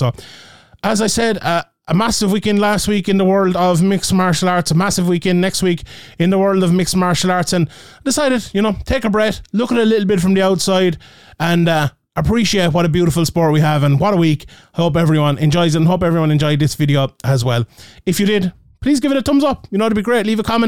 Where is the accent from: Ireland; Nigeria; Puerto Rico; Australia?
Ireland; my Irish bias